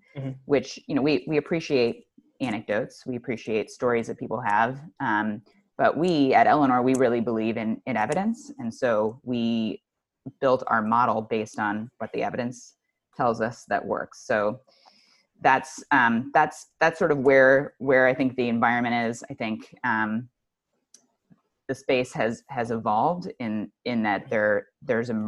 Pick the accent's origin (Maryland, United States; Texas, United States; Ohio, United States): Ohio, United States; just outside of Cleveland; I grew up just outside of Cleveland, Ohio